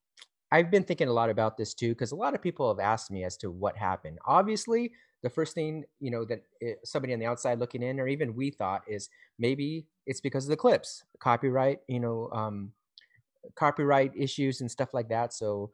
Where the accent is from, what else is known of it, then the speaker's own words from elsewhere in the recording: California, United States; And we are brothers from Southern California.